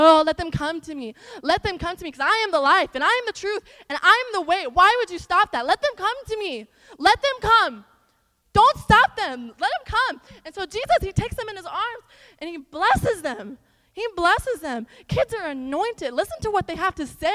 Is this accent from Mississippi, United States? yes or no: no; Iowa, United States; now in Texas, United States; So growing up in Iowa, I grew up in like this stereotypical like small farm town.